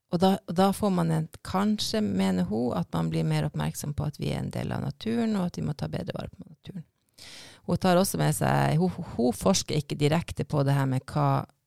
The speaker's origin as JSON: {"language": "Norwegian", "region": "Finnmark", "country": "Norway", "moved": "yes", "said": "jeg er fra Finnmark, og der bruker vi skerri hele tida."}